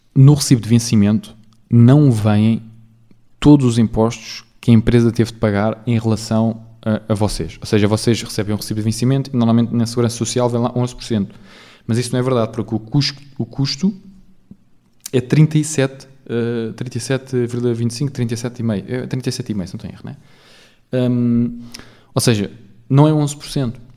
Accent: Portugal; eu também cresci em Portugal, porque eu. Uh, pá, penso em português, falo português, sou português

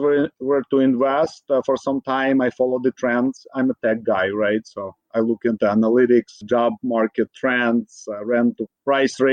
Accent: Ukraine; now in Bay Area, United States; Originally, I'm from Ukraine

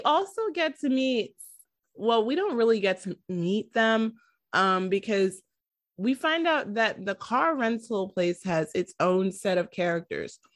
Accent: New York City, New York, United States; I am from New York

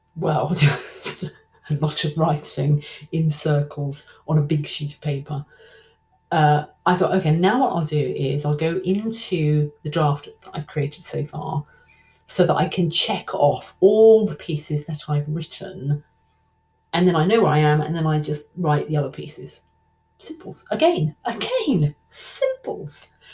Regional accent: London, United Kingdom; I'll probably sound like Dick Van Dyke, like I'm not really from London at all. I am. I am.

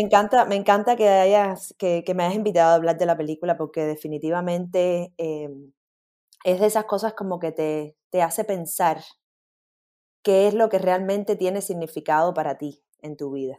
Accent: Cuba; moved away; cuando me fui de Cuba

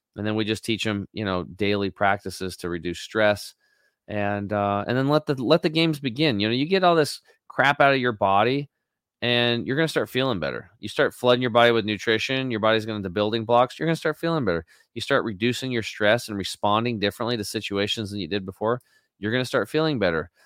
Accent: Eastern Oregon, United States; I'm a redneck from Eastern Oregon

